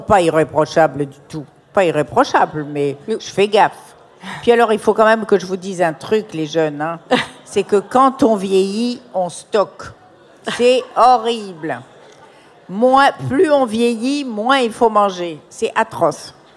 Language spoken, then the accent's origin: French; Morocco; dans mon enfance au Maroc